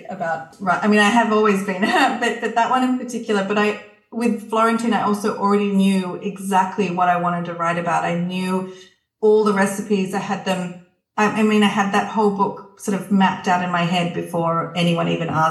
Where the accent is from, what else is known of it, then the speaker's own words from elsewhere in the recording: Canberra, Australian Capital Territory, Australia; also born or lived in Tuscany, Italy; now in Italy; growing up I grew up in Canberra